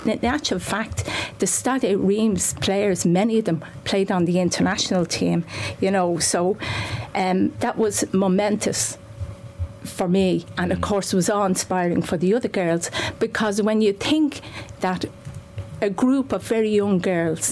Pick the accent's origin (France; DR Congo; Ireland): Ireland; Dublin, Leinster; I'm from Finglas